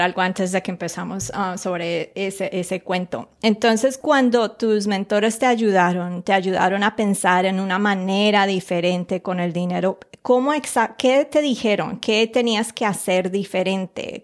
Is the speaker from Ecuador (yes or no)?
no; Colombia; moved away; yo nací en Colombia